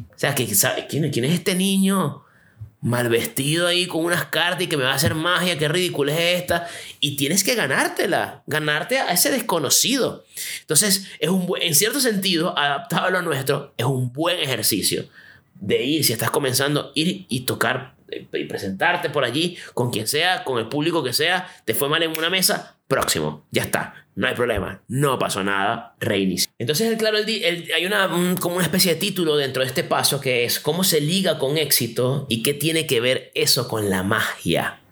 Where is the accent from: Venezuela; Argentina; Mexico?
Venezuela; now in Chile; Yo soy venezolano, vivo en Chile